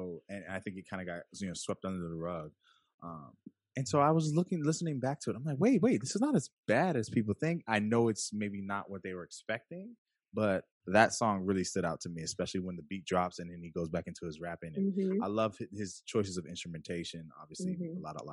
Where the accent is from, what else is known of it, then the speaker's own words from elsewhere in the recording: outside of LA, California, United States; now in New York, United States; I'm from California